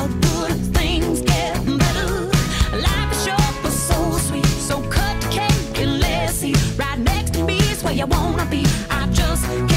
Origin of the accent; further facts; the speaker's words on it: Kansas, United States; I grew up in Kansas